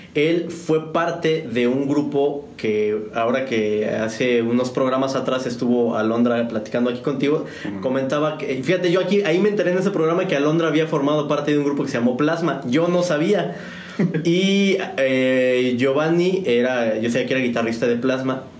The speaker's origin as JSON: {"language": "Spanish", "region": "Mexico City", "country": "Mexico", "tie": "born or raised there", "moved": "as an adult", "lives_now": "San Juan del Río, Mexico", "said": "yo soy originario de la Ciudad de México. Yo soy chilanguense."}